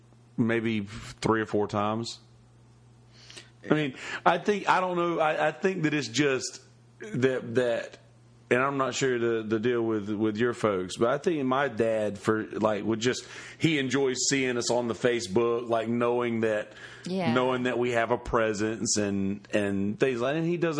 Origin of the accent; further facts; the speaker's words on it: Bennettsville, South Carolina, United States; moved away; Bennettsville, my hometown